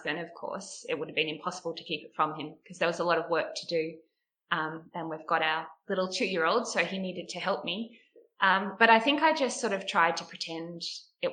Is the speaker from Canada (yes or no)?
no; Huon Valley, Tasmania, Australia; also born or lived in West Coast, Tasmania; I grew up mostly in the Huon Valley, which is very rural